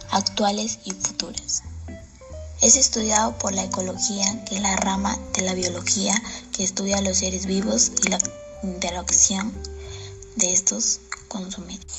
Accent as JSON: {"language": "Spanish", "town": "San Martín de Porres", "region": "Lima", "country": "Peru", "said": "Soy del Colegio Carlos Cueto Fernandini. Soy de San Martín de Porres."}